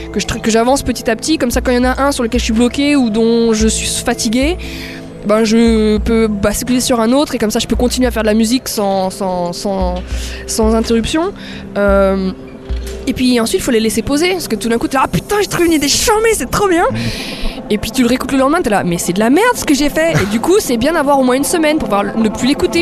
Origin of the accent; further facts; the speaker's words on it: France; moved away as an adult; now in Berlin, Germany; Ça fait 10 ans que j'habite plus en France.